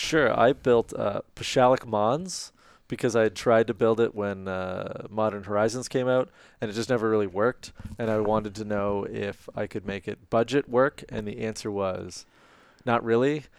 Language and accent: English; Canada; We're Canadian